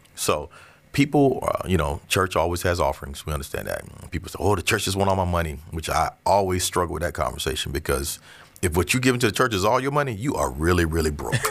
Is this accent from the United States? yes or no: yes; Orlando, Florida, United States; also born or lived in Avon Park, Florida; I'm from Avon Park, Florida, but I came here in third grade